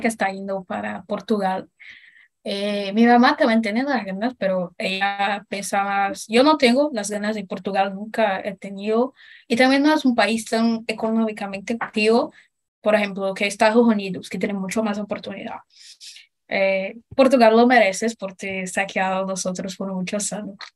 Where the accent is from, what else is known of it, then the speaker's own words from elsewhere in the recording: Brazil; Spanish is a second language; yo me considero brasileña porque pertenezco a Brasil, nací acá.